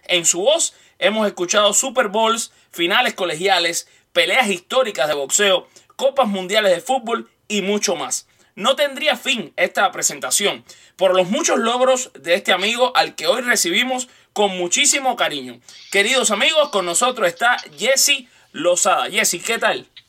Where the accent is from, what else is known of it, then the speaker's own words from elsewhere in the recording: Cuba; también soy cubano